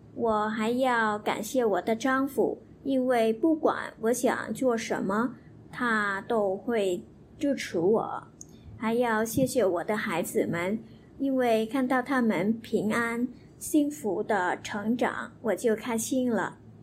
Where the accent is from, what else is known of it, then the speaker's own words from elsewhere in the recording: Vietnam; Chinese is a second language; 我是越南人来的。